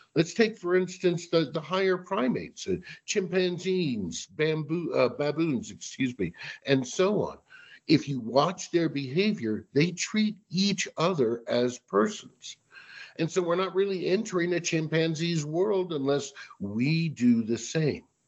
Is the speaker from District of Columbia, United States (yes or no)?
yes; Washington, District of Columbia, United States; I'm originally from the Washington, D.C. area